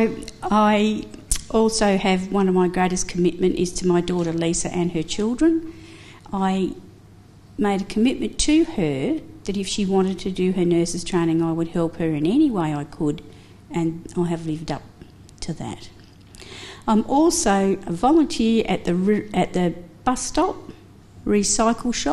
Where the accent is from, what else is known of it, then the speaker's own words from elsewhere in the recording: Mildura, Victoria, Australia; also born or lived in Adelaide, South Australia; now in Kerang, Australia; I was born in Mildura, Victoria, in 1955. I spent a lot of my time living in Adelaide, and now I have been in Kerrang for 23 years